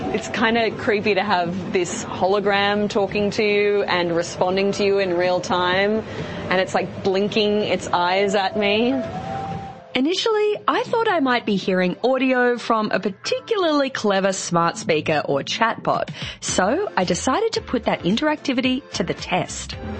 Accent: Australia; I'm actually from Australia.

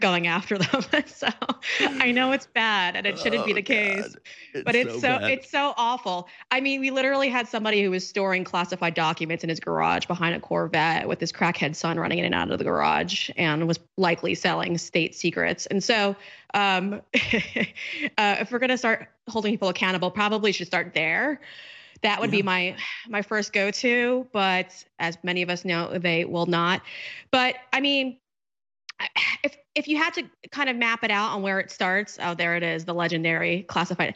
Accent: New York, United States; moved away

